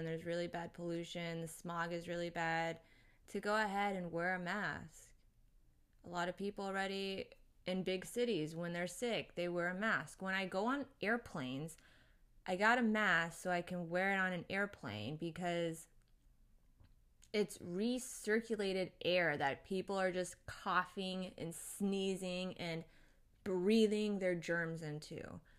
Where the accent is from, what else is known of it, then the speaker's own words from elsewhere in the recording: Japan; born there; I grew up around a lot of different Asian cultures because I was born in Japan. I moved around a lot.